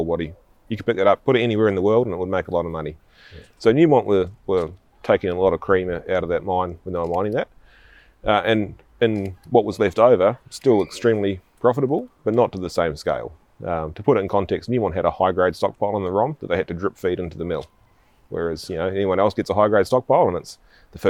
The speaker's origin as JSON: {"language": "English", "area": "small town north of Christchurch", "region": "Canterbury", "country": "New Zealand", "also_born_or_lived": "Western Australia", "moved": "as an adult", "said": "I'm originally from New Zealand, a little small town just north of Christchurch in the South Island there. It's a town of 400 people"}